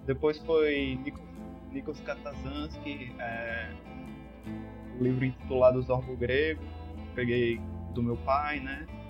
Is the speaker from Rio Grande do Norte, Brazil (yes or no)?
yes; Natal, Rio Grande do Norte, Brazil; also born or lived in Parnamirim; now in Nísia Floresta, Brazil; sou nascido em Natal, residi um longo tempo em Parnamirim e agora moro nas terras de Nízia Floresta